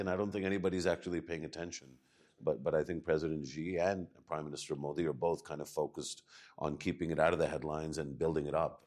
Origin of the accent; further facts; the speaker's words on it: Pakistan; as a Pakistani